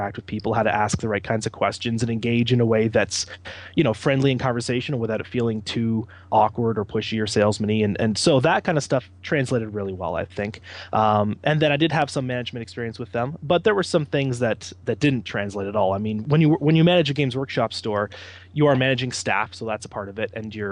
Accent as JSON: {"language": "English", "town": "London", "region": "Ontario", "country": "Canada", "also_born_or_lived": "Ottawa, Ontario", "moved": "yes", "lives_now": "Hamilton, Canada", "said": "I'm originally from London, Ontario, so we wanted to move back closer than Ottawa was"}